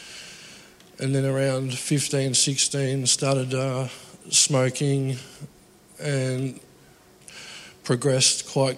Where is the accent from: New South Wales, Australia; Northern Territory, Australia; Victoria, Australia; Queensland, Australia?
Victoria, Australia; Geelong; I grew up in Geelong in a broken family